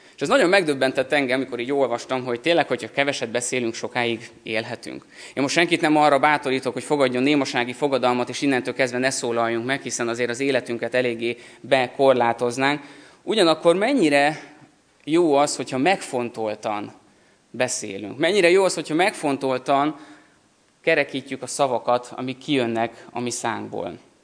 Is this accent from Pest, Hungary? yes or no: yes; Szentendre, Pest, Hungary; Szentendrén, ahol felnőttem